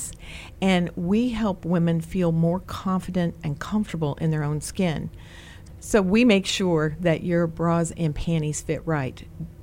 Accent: Greencastle, Indiana, United States; now in Virginia, United States; I grew up in Greencastle, Indiana

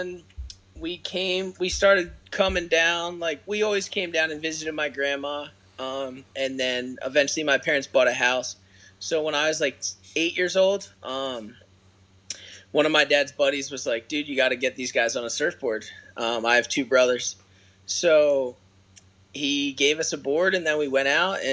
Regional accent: Birchrunville, Pennsylvania, United States; I actually grew up in a town called Birch Runville, Pennsylvania, about 3 hours

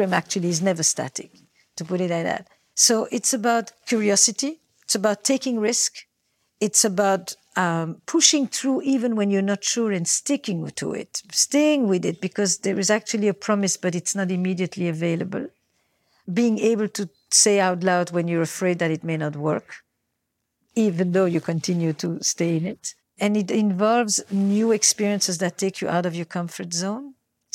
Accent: Belgium; I come from Belgium

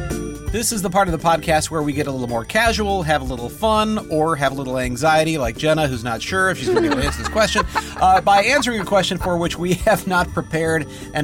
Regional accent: Missouri, United States; now in Wisconsin, United States; You guys know I'm from Missouri.

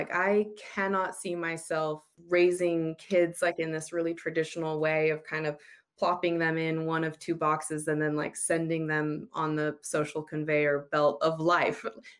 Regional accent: United States; moved away as an adult; also born or lived in Utah; now in Australia; I'm married to Brent, who is Australian, and I'm American, and we have a little one who is 5 years old named Zoomer, and we're currently living in Australia, even though we've spent most of our time in Utah in the United States.

